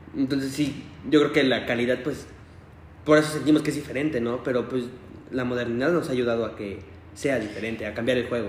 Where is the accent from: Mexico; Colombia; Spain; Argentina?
Mexico; somos mexicanos